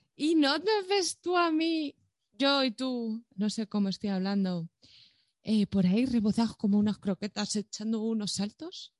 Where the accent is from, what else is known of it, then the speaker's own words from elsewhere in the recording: Madrid, Community of Madrid, Spain; tú y yo somos dos chavales de Villaverde